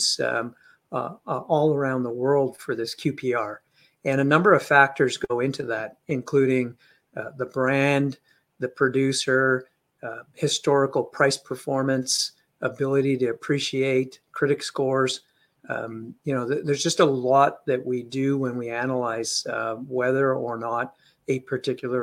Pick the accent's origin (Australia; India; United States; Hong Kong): India; also born or lived in London, United Kingdom; now in Canada; My parents are old school Indian parents. I was born in India